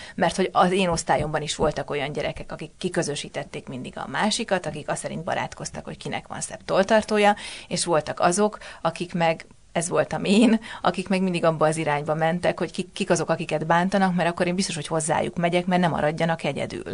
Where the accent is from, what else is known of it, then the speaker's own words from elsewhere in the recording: Budapest, Hungary; én a gyerekkoromat, tehát az első 16 évemet ott töltöttem. A Batyányi lakótelepre születtem, tehát a 19. kerületbe